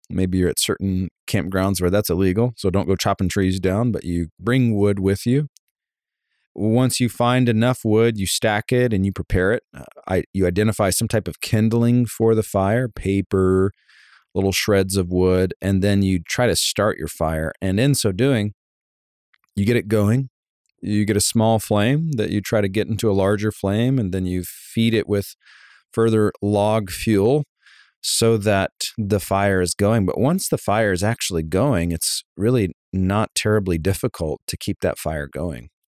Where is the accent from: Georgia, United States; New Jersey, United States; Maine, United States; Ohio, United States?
Georgia, United States; Savannah; I grew up in Savannah, Georgia